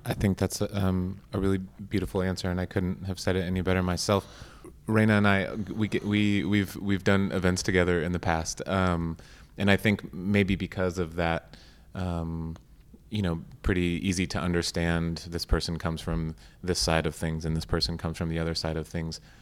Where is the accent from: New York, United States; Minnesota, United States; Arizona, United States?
Arizona, United States; I grew up in Arizona